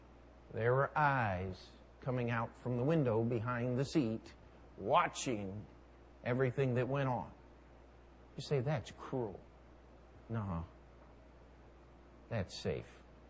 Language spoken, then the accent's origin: English; New York, United States; I'm a New Yorker. I do what I want to do, where I want to do it, when I want to do it. Understand? I'm working on my Brooklyn accent.